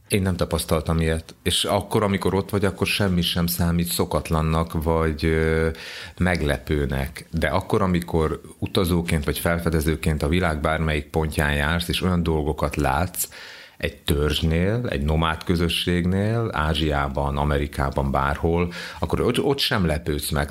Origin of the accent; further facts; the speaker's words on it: Hungary; Gyoszó Jungaró, vagyis hogy magyar vagyok